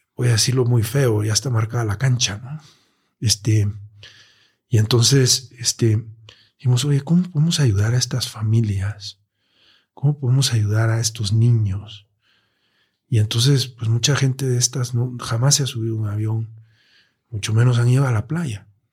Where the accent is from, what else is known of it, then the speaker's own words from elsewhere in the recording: Mexico; como mexicanos y como ciudadanos de esta gran metrópoli que es la Ciudad de México